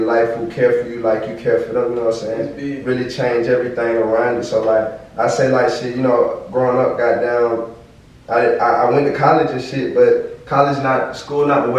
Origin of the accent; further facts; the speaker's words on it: Ellenwood, Georgia, United States; I grew up in Ellenwood.